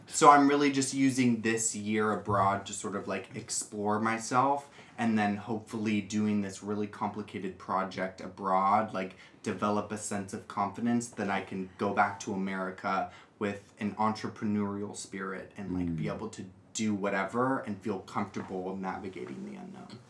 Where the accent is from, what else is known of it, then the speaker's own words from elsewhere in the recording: United States; moved away; I am an American drag queen who just graduated from college.